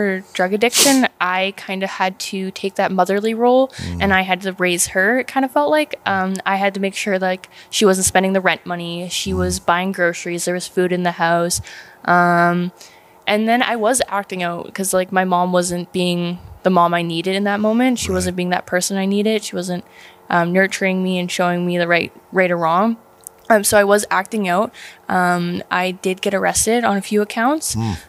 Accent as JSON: {"language": "English", "town": "Dominion", "region": "Nova Scotia", "country": "Canada", "tie": "born or raised there", "also_born_or_lived": "Alberta", "moved": "yes", "said": "Yeah, I was born in Nova Scotia, Cape Breton, a little town called Dominion. I grew up there for a little bit, and then we ended up moving to Alberta because it's poverty out there."}